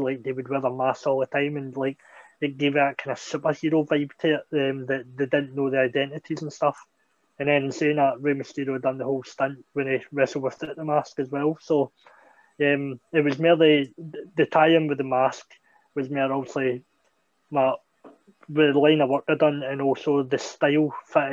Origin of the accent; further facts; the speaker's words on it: Scotland, United Kingdom; a school opening up in my hometown